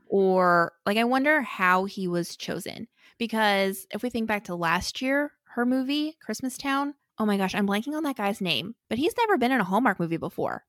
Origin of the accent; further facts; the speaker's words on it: St. Louis, Missouri, United States; also born or lived in Kansas; I grew up in Saint Louis